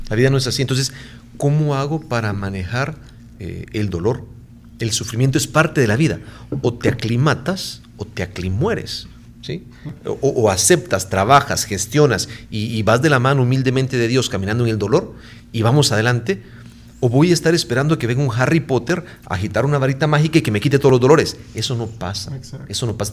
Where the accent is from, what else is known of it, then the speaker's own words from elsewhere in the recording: Guatemala; moved away as an adult; now in San Salvador, El Salvador; soy guatemalteco.